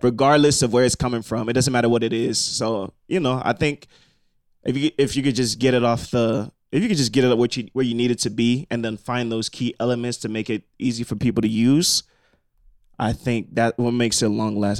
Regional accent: Nigeria; I'm also Nigerian

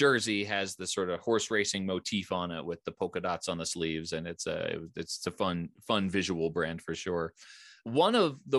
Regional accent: Philadelphia, Pennsylvania, United States; moved away; also born or lived in Richmond; I grew up in the Philadelphia area.

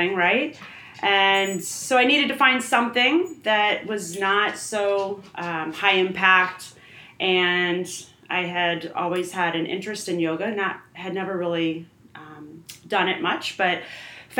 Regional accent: Fishers, Indiana, United States; I grew up in Fishers, Indiana

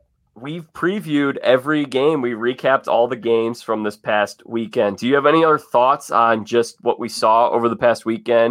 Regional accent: Evanston/Chicago area, Illinois, United States; they're my hometown team right here.

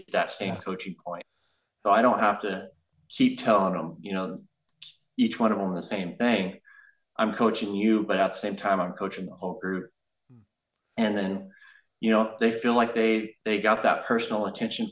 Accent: Porterville, California, United States; now in Central Coast, United States; over in Porterville, over my hometown

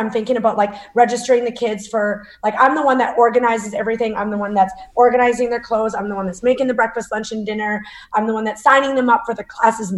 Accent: Northern Alberta, Canada; I was born and raised in Northern Alberta.

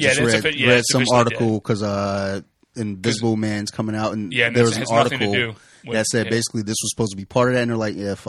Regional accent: Detroit, Michigan, United States; First off, I'm from Detroit, son.

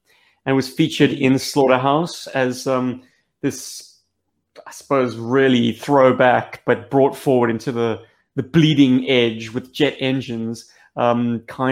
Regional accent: South Africa; we're some South African lads

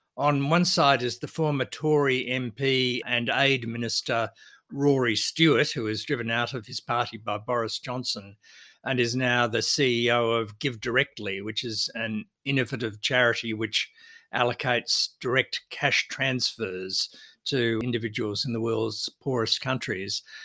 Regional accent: Australia; our country

